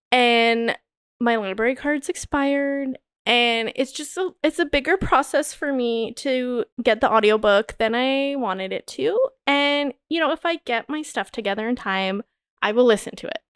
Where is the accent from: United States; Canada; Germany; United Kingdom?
Canada; growing up in Canada